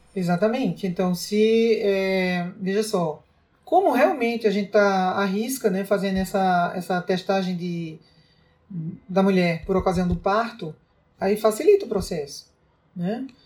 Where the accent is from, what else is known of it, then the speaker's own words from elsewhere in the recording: Santa Luzia, Brazil; lá na minha terra, lá em Santa Luzia